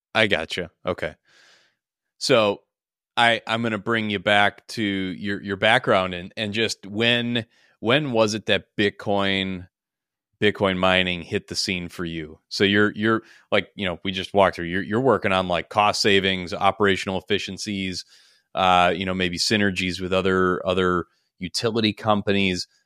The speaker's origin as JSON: {"language": "English", "region": "Minnesota", "country": "United States"}